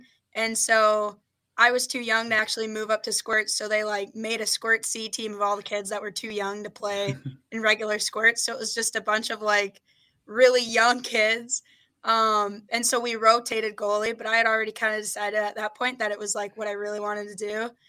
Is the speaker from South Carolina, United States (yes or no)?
no; St. Peter, Minnesota, United States; I grew up in St. Peter, Minnesota. So pretty small town.